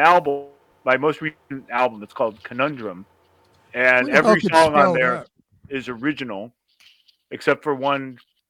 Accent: Berkeley, California, United States; now in New York, United States; I grew up in Berkeley.

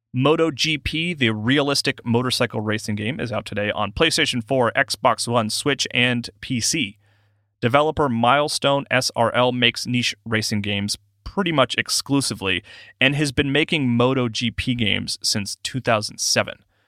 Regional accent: South Carolina, United States; my home state, South Carolina

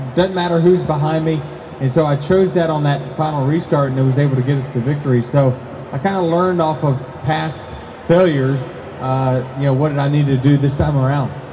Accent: Virginia, United States; we grew up in Virginia, where me and my family watched racing on a regular basis

